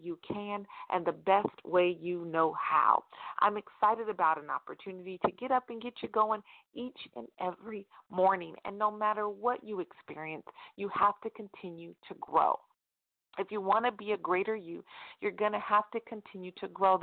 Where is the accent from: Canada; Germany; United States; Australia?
United States; Stockton, California; right here in my hometown in Stockton, California